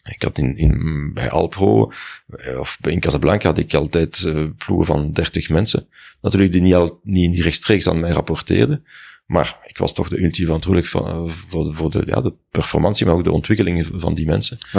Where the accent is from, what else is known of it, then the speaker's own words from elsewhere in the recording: Brussels, Belgium; In Brussel.